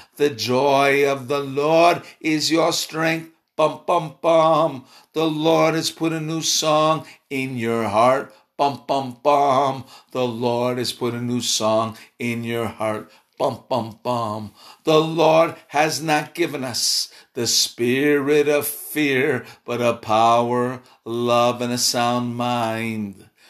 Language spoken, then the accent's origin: English; Chicago, Illinois, United States; I'm from Chicago